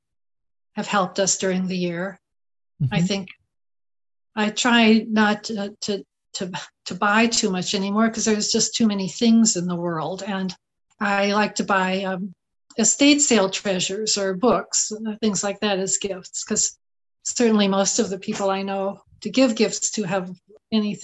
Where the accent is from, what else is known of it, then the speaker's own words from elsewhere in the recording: Southern California, United States; moved away as an adult; also born or lived in Champaign-Urbana, Illinois; I grew up in Southern California